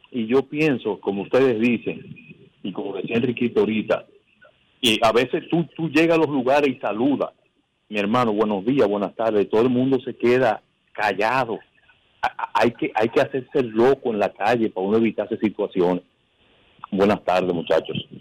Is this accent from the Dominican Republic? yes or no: yes; San José de Ocoa, Dominican Republic; en mi pueblo, yo soy de San José de Ocoa